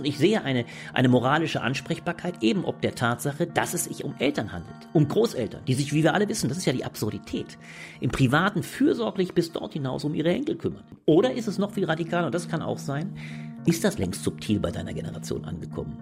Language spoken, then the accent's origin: German; Ingelheim am Rhein, Rhineland-Palatinate, Germany; moved away as an adult; now in Berlin, Germany; Ich Komme ursprünglich aus Ingelheim am Rhein. Das ist eine kleine Stadt äh, bei Mainz.